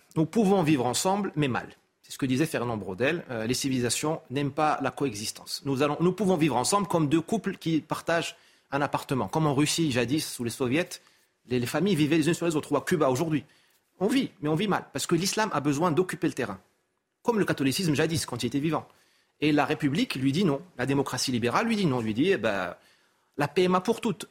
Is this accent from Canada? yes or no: no; France; je suis français et musulman